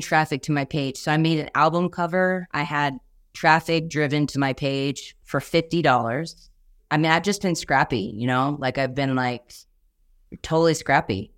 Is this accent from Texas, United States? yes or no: yes; Texas, United States; I'm from Texas